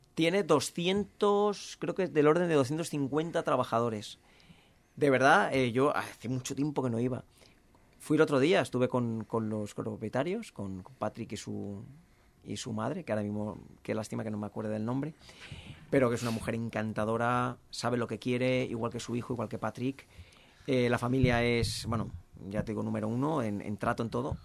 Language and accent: Spanish; Valencian Community, Spain; somos valencianos, al igual que españoles